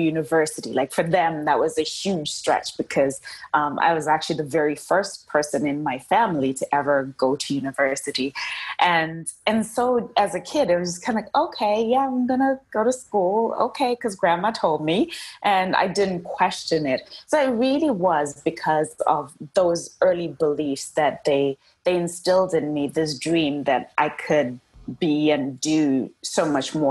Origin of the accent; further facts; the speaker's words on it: Zimbabwe; I am from Zimbabwe. And actually, I was born at that time, it was called Rhodesia